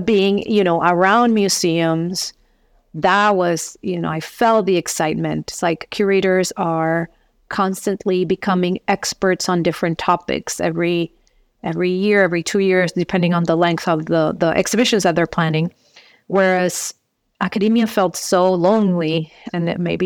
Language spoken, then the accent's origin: English; San Juan, Puerto Rico; moved away as an adult; also born or lived in Wisconsin; I was born in Puerto Rico, Rio Piedras, and lived there for my first 23 years of my life